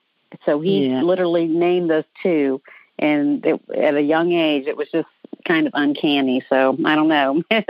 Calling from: Atlanta, Georgia, United States; I'm calling from Atlanta.

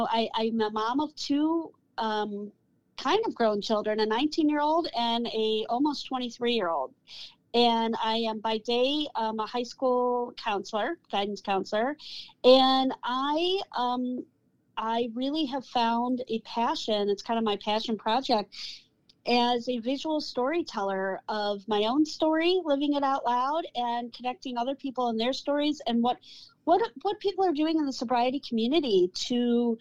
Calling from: Cleveland, Ohio, United States; I am hailing from Cleveland, Ohio.

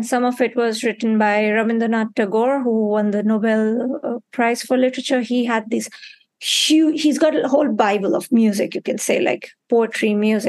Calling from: Mumbai, Maharashtra, India; I'm calling in from Mumbai at this point, but I'll be very soon close to where you are in Belgium.

